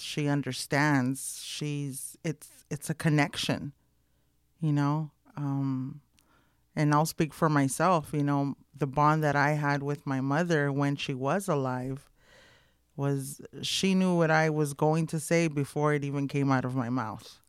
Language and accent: English; Los Angeles, California, United States; Boyle Heights, born and raised in East L